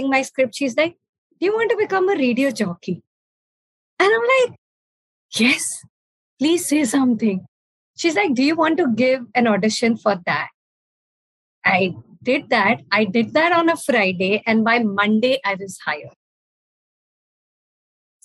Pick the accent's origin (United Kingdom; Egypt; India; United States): India; Amritsar, Punjab; also born or lived in Delhi; I went back to my hometown, while I was pursuing my master's, we had our first radio station in Amritsar